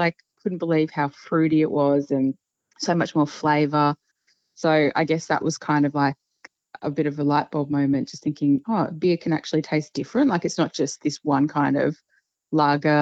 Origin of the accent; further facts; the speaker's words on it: Queensland, Australia; I grew up in Queensland